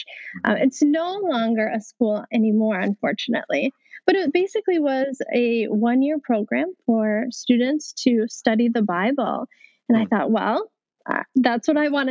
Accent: Minnesota, United States; I grew up in Minnesota, outside of the Twin Cities

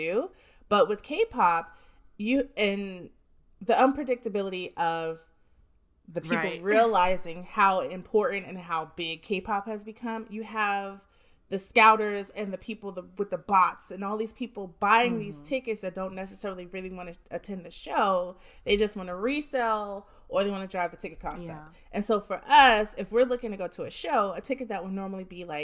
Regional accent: Jersey City, New Jersey, United States; I'm from Jersey City

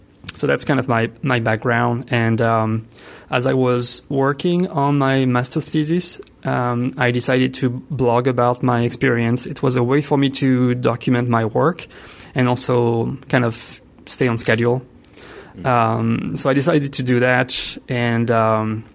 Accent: France; accent: French; English is a second language; moved away as an adult; also born or lived in Italy; now in Ithaca, United States; I was born in France, which explains the accent.

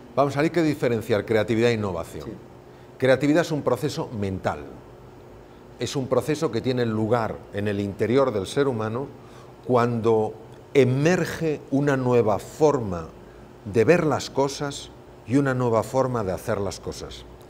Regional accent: Spain; mi país, España.

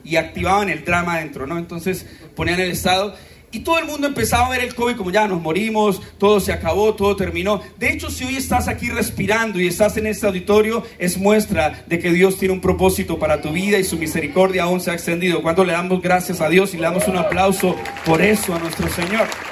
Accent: Colombia; qué lindos somos los colombianos

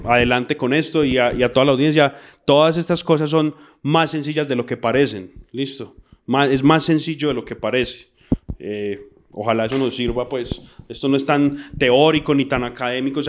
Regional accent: Colombia; como colombianos

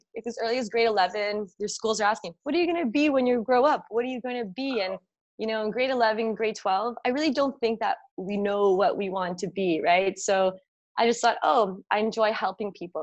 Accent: Toronto, Ontario, Canada; right now I'm in Toronto. I was born and raised.

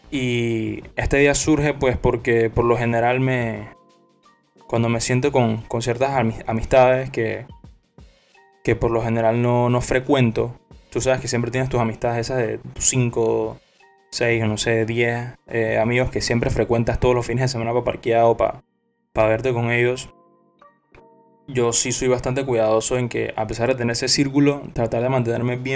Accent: Panama; Soy panameño.

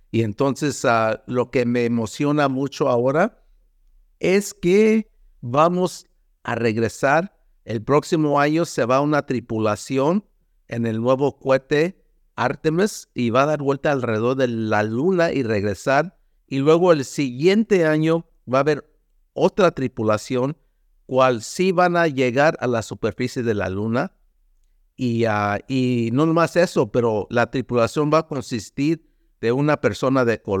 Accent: United States; born there; also born or lived in Mexico; yo nací en Estados Unidos mm, simplemente porque nací en tiempo de cosechas.

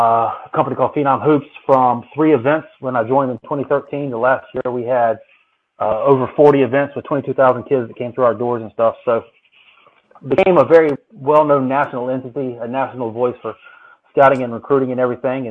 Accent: Myrtle Beach, South Carolina, United States; I grew up in Myrtle Beach, South Carolina.

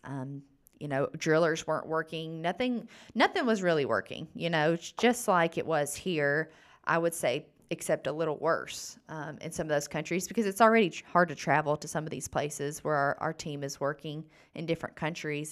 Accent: Gurley, Alabama, United States; also born or lived in Tuscaloosa, Alabama; I am from the thriving metropolis of Gurley, Alabama

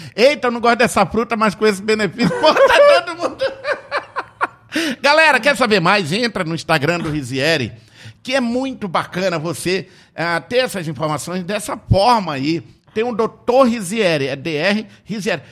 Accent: Tefé, Amazonas, Brazil; moved away; Lá em Tefé, de onde eu vim

